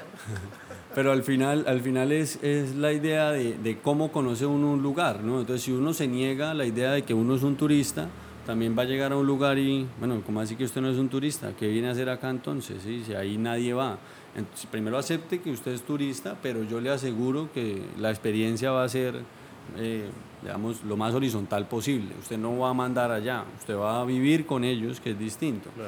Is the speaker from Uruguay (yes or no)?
no; Colombia; todos como sociedad colombiana